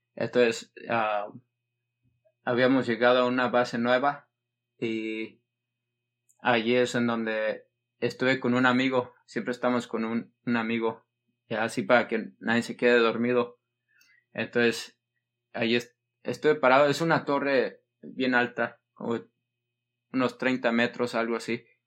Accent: California, United States; yo nací en California, en Estados Unidos

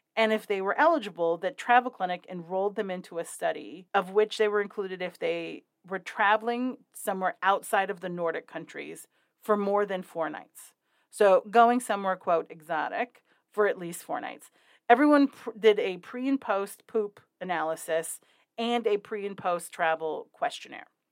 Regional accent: Wyoming, United States; my home state, my very real home state of Wyoming.

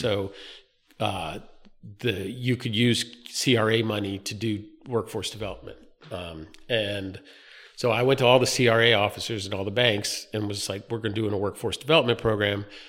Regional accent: North Carolina, United States; moved away as an adult; also born or lived in Philadelphia; now in Wilmington, United States; I grew up in North Carolina.

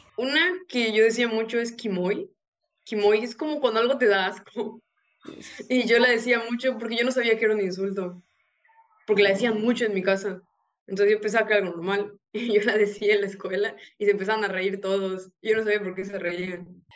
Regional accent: Yucatán, Mexico; yo soy de México, del estado de Yucatán.

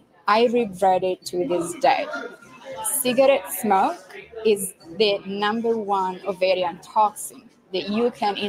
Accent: Florence, Tuscany, Italy; I'm from Florence, in Italy

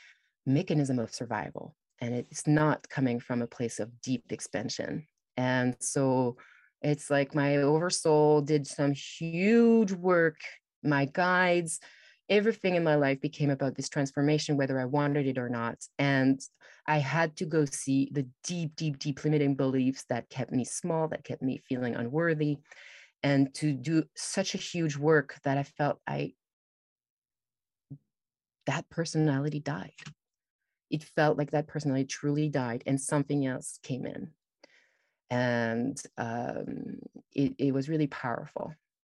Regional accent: France; also born or lived in Toronto; So I've traveled a lot, and I grew up in France, and then I went to Toronto

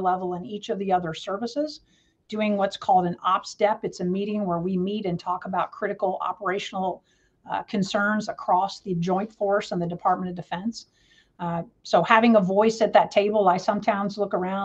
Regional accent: Jacksonville, Florida, United States; also born or lived in Louisville, Kentucky; I am a Space Coast baby, which means I grew up in Florida. I was born in Louisville, Kentucky, but my parents, due to my mom's job, we moved to Jacksonville, Florida when I was in the sixth grade

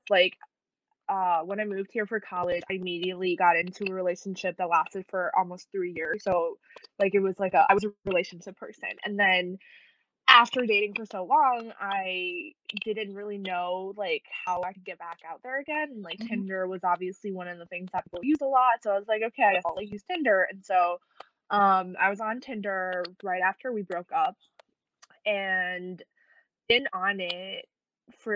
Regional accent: Taiwan; moved away as an adult; also born or lived in Bloomington, Indiana; I'm from Taiwan originally, but I moved to Bloomington, Indiana for school, like, 4 or 5 years ago.

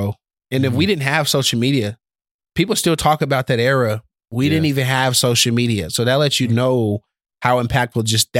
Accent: Clarksville, Tennessee, United States; We're from Clarksville.

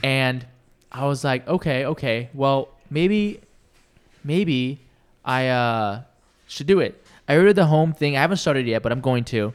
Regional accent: Washington, United States; born or raised there; moved away as an adult; now in California, United States

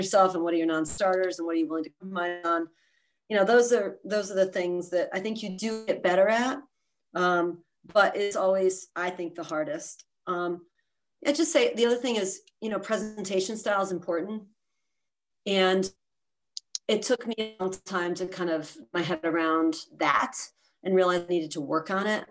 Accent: East Coast, United States; moved away as an adult; also born or lived in Philadelphia, Pennsylvania; now in San Francisco Bay Area, United States; I grew up on the East Coast, so I moved out here

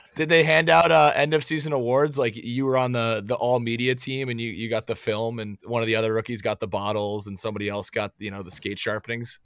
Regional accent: New Hampshire, United States; growing up in New Hampshire

